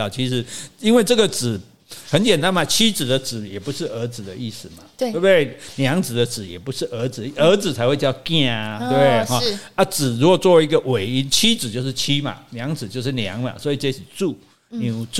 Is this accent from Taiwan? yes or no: yes; Taiwan; 这就类似我们台湾人讲温头家